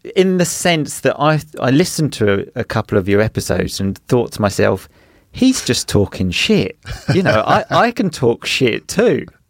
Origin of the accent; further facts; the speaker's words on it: England, United Kingdom; moved away as an adult; also born or lived in Sicily, Italy; we decided to move back to England